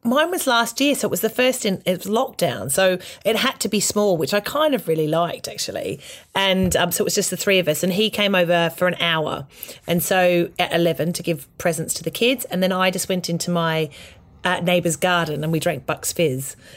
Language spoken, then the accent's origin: English; Australia; moved away; as an Australian